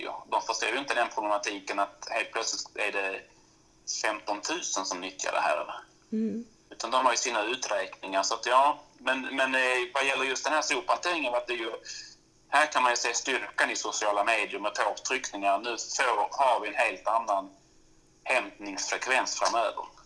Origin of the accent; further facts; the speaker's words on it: Malmö, Skåne, Sweden; also born or lived in Norrland; now in Tärnaby, Sweden; jag är född och uppvuxen i Malmö, flyttat norrut ganska så snabbt egentligen